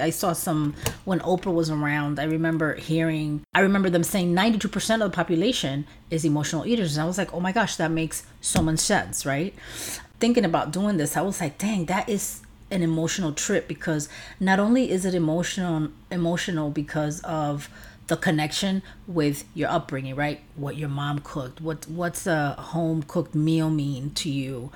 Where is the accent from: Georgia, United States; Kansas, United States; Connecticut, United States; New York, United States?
New York, United States; New York City; growing up in an apartment in New York City.